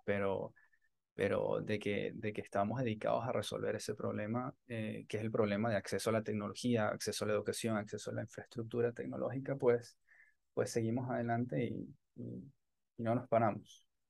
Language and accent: Spanish; Maracay, Aragua, Venezuela; moved away as an adult; also born or lived in Caracas; now in Tampa, United States; nací en Caracas, pero me crié en una ciudad que se llama Maracay